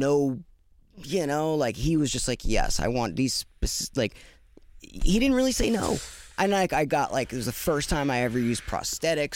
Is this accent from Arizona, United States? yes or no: yes; Tucson, Arizona, United States; now in Los Angeles, United States; I grew up in Tucson